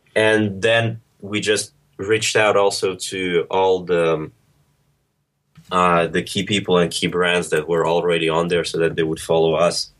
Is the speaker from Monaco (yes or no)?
yes; Monaco; moved away as an adult; also born or lived in Moscow, Russia; now in London, United Kingdom; I was born in Russia, moved to Monaco when I was four, finished high school here